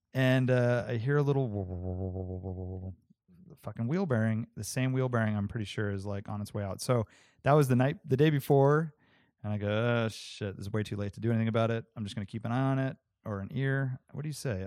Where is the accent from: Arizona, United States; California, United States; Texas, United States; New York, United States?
California, United States; Santa Cruz; growing up in Santa Cruz